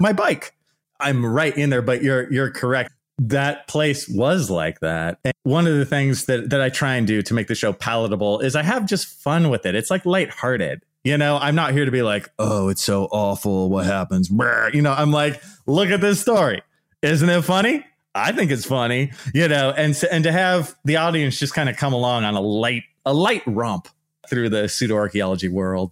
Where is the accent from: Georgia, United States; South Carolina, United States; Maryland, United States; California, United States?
California, United States; Bay Area; also born or lived in Santa Barbara / Los Angeles / Riverside; So I'm originally from the Bay Area. And then I went to like Santa Barbara, then I went a little lower, and I went to the LA area and then ultimately to Riverside.